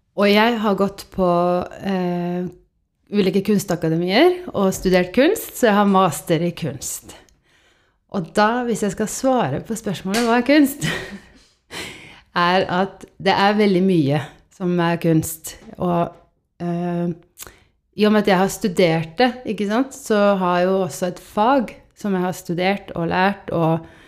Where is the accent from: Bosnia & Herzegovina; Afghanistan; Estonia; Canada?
Estonia; now in Norway; jeg er oppvokst i Estland